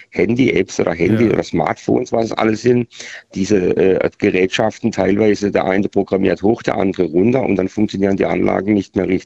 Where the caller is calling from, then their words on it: Baden-Württemberg, Germany; Ich komme hier aus Südbaden und verfolge gerade eure Sendung